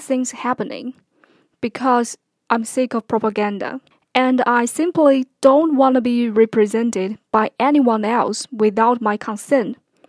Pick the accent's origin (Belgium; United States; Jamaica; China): China; moved away as an adult; I'm a Malaysian Chinese mainlander, and I've spent the first 30 years of my life in China